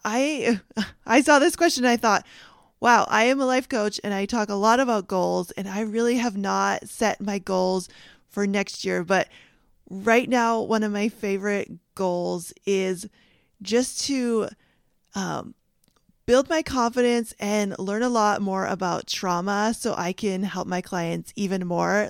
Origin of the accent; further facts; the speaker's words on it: Canada; moved away; I grew up in Canada